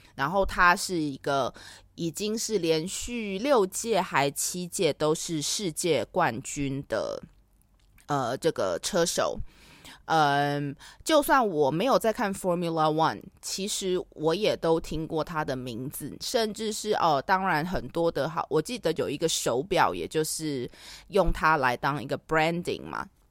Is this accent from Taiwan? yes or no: yes; Taiwan; 身为一个台湾人